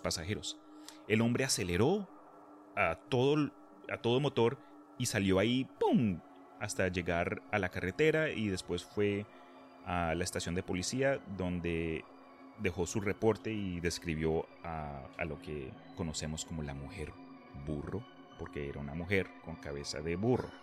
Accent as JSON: {"language": "Spanish", "country": "Colombia", "moved": "yes", "lives_now": "Texas, United States", "said": "esto lo digo como colombiano que ha vivido en Texas por diez y pico de años"}